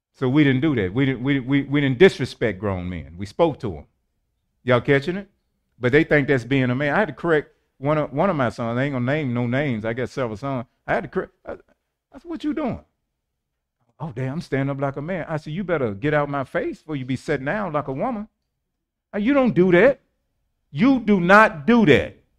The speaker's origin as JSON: {"language": "English", "town": "St. Louis", "region": "Missouri", "country": "United States", "tie": "born or raised there", "said": "I was born in Saint Louis, Missouri, the Show Me State, Homer G. Hospital"}